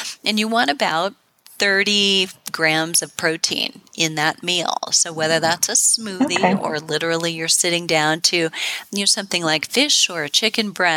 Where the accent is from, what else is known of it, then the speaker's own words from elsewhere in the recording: Midwest, United States; I'm from the Midwest